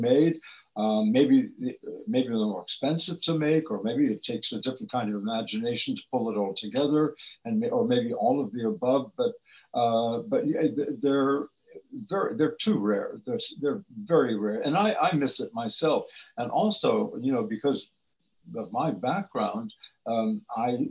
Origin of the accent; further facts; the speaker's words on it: Tucson, Arizona, United States; also born or lived in Ohio; I was born in Ohio, and we left when I was three, and we went to Tucson